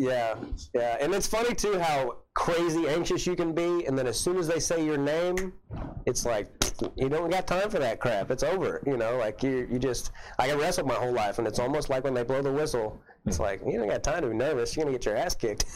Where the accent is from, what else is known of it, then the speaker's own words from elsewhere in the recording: Kansas City, United States; also born or lived in Camden, Arkansas / Hampton, Arkansas; I grew up in Kansas City